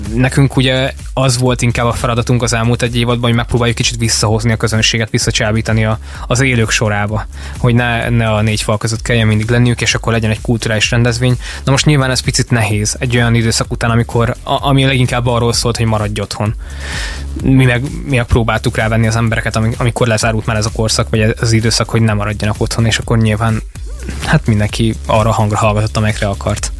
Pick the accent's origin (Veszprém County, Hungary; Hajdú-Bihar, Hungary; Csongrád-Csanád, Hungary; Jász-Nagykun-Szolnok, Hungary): Csongrád-Csanád, Hungary; Mindszent; also born or lived in Szeged; én amúgy eredetileg Mindcentről jöttem